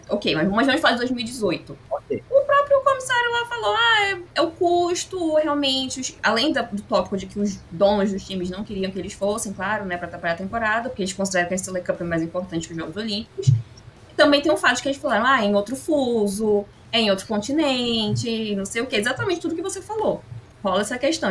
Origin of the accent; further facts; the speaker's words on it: Brazil; Nós, como brasileiros